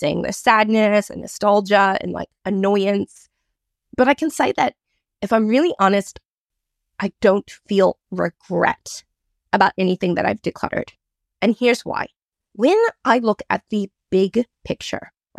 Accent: United States; moved away as an adult; now in Australia; I've been living in Australia for almost 20 years, but I grew up in America in the 90s.

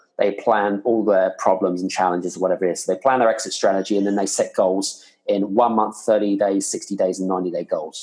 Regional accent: United Kingdom; now in Scandinavia; I'm here based in Scandinavia, but I'm British

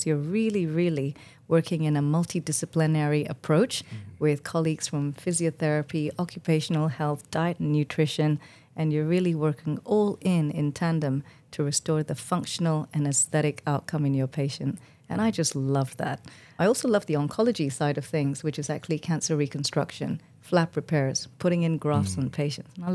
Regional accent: Malaysia; moved away as an adult; now in United Kingdom; I was born in Malaysia and to a family of doctors and nurses

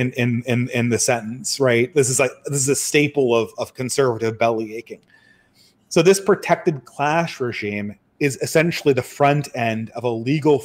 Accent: California, United States; I come from California. I grew up in a very sort of pro-gay environment

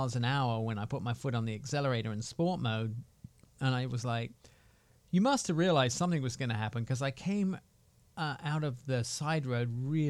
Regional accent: England, United Kingdom; They have plenty, but we're English. You don't do anything.

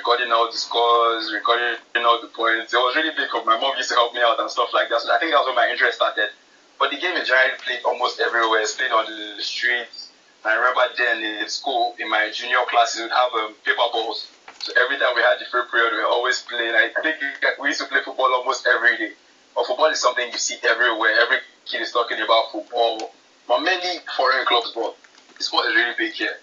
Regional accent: Nigeria; I'm from Nigeria

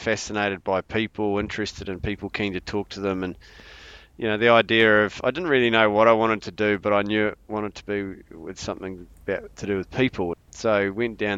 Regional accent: Wairarapa, Wellington, New Zealand; it's growing up here, it's a pretty special place, and it gets in your blood.

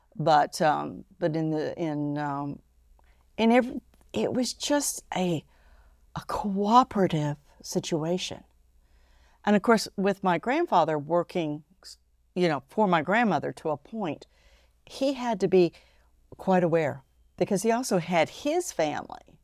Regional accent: Ohio, United States; born or raised there; also born or lived in Japan

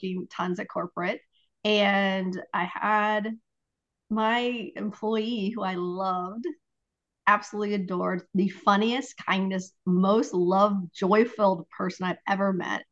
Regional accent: Ohio, United States; I'm from Ohio

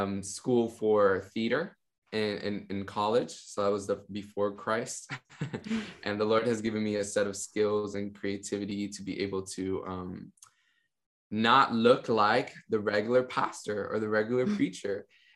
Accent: Miami, Florida, United States; And I grew up in Miami, Florida, a family of basically like immigrants that had come from Cuba, from Venezuela to Miami.

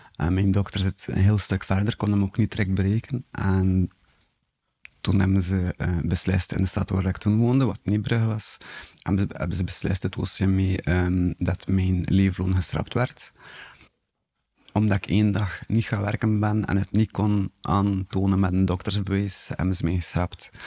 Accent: Bruges, Flanders, Belgium; ik ben afkomstig van Brugge en ik ben 40 jaar oud.

